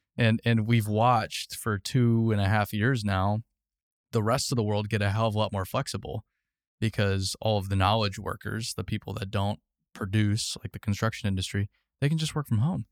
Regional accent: Arizona, United States; I grew up in Arizona.

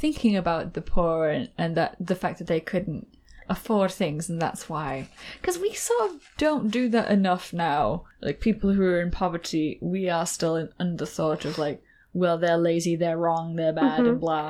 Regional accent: Scotland, United Kingdom; Oh, I love that there's still, like, in old cities, like here in my hometown, there's still a bathhouse.

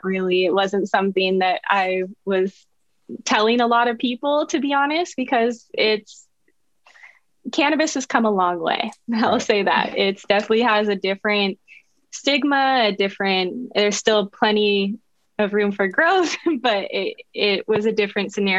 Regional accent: San Francisco, California, United States; also born or lived in Santa Cruz / Los Angeles; now in East Bay, United States; I grew up in San Francisco, but I lived all over the Bay Area

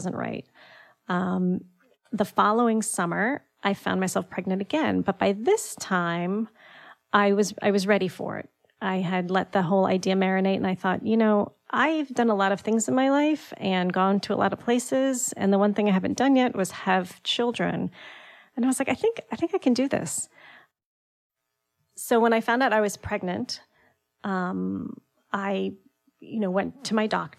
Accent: Greenwich, Connecticut, United States; also born or lived in New York; I grew up in Greenwich, and I went to school in New York

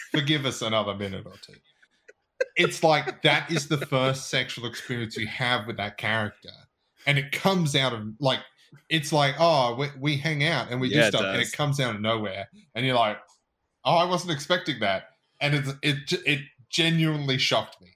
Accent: Australia; we're Australian

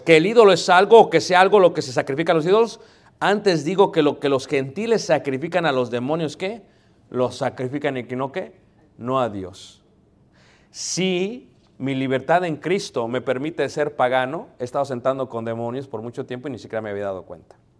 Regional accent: Mexico City, Mexico; Yo soy de Ciudad de México

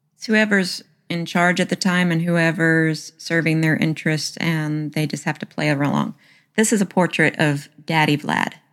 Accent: the South, Southern United States, United States; accent: Southern; my Southern accent

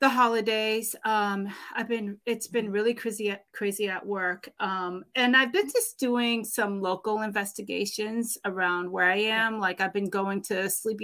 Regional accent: Boston, Massachusetts, United States; I grew up in Boston, born and raised.

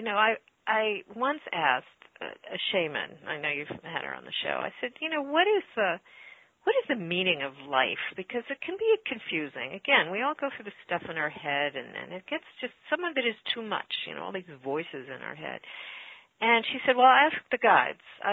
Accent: New York City, New York, United States; growing up in New York City.

